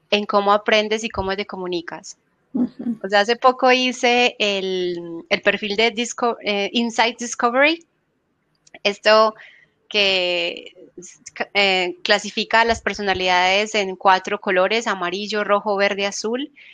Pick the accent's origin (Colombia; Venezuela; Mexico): Colombia; moved away as an adult; also born or lived in Buenos Aires, Argentina; now in Spain; yo soy colombiana